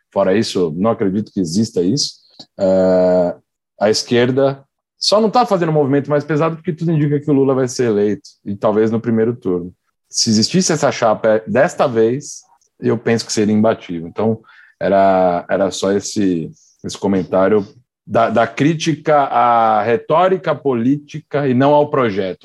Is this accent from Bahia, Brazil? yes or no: no; São Paulo, Brazil; eu sou de São Paulo, então eu tive a experiência aqui do Haddad como prefeito